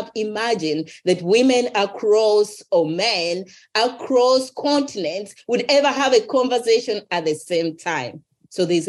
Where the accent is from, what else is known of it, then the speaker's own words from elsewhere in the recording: Uganda; I was raised in Uganda